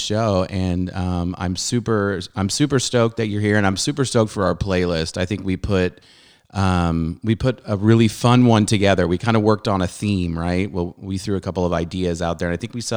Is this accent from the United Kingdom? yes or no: no; Southern California, United States; also born or lived in Montreal, Canada; I'm from Southern California, but originally I was born in Canada. I was born in Montreal and I did go back for junior high.